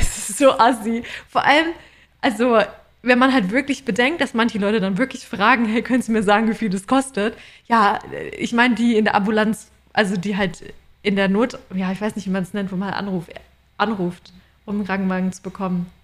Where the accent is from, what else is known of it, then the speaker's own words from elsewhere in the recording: Germany; now in Australia; bei uns in Deutschland